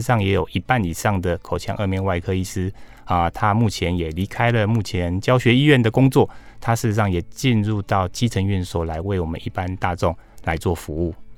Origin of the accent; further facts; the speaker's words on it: Taiwan; 我们台湾人口没那么多